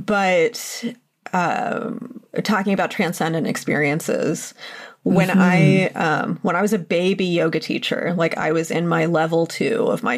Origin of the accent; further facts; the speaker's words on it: Mount Nittany, Pennsylvania, United States; Mount Nittany, which is the mountain in my hometown.